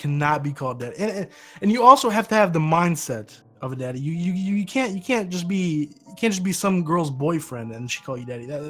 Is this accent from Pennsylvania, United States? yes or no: no; South Carolina, United States; I'm from the United States, around South Carolina.